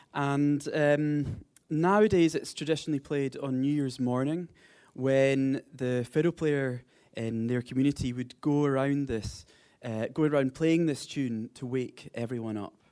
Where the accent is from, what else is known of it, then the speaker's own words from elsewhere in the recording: Highlands of Scotland, United Kingdom; I grew up in the Highlands of Scotland where there's a lot of folk music played